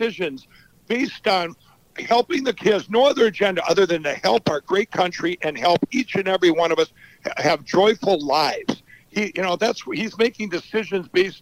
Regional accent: Minnesota, United States; my home state of Minnesota

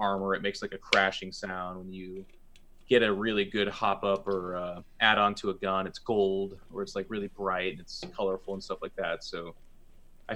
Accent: Seattle, Washington, United States; Being born and raised in Seattle

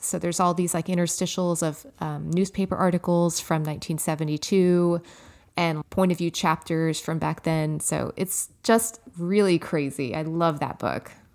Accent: Los Angeles, California, United States; my hometown

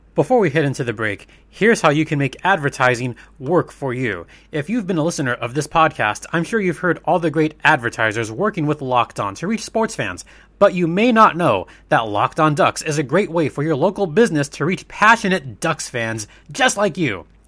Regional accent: United States; I'm an American

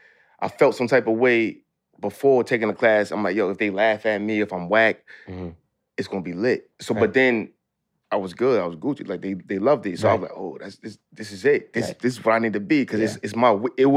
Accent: New York City, New York, United States; I'm from Lawton, Queens.

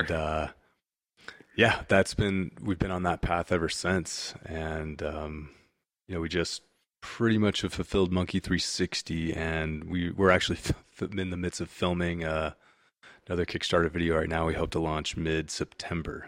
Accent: California, United States; also born or lived in Washington, D.C.; I'm from California

